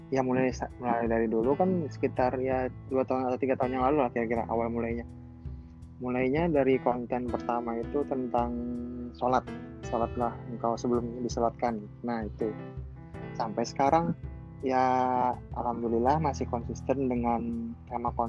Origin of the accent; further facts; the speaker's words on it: Banjarmasin, South Kalimantan, Indonesia; Terus asal dari Banjarmasin, ya pekerjaan freelancer cuman fotografer